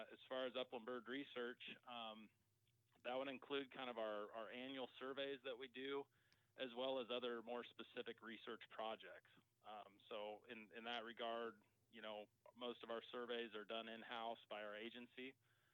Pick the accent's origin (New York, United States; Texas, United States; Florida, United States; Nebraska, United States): Nebraska, United States; Lexington; I grew up in Lexington, so didn't make it too far from home